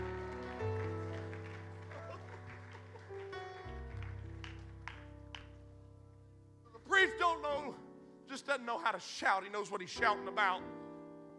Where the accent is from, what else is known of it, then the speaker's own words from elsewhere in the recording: McNairy County, Tennessee, United States; I come from Podunk, McNary County, Tennessee